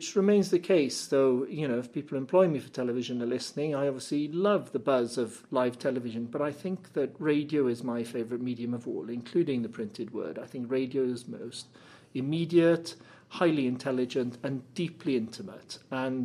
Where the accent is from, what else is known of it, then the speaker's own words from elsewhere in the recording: Cardiff, Wales, United Kingdom; came back to my hometown of Cardiff